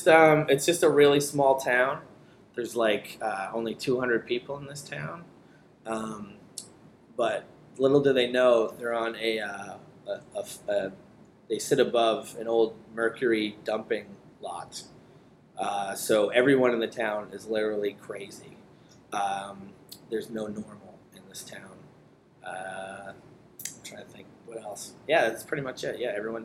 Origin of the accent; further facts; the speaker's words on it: Utah, United States; I mean, we're from Utah.